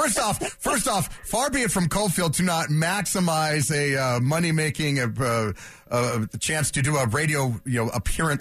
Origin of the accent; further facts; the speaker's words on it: Denver, Colorado, United States; When I was a kid growing up in the Nuggets having their run